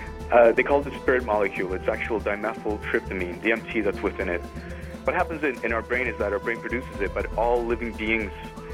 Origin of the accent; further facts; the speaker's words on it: Andes Mountains of Venezuela, Venezuelan Andes, Venezuela; moved away; also born or lived in Trinidad and Tobago; I grew up in the Andes Mountains of Venezuela